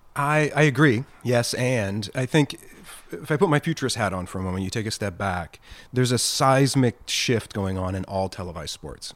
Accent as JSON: {"language": "English", "region": "Virginia", "country": "United States", "tie": "born or raised there", "moved": "yes", "lives_now": "Oregon, United States", "said": "I'm a Southern kid. I grew up in Virginia"}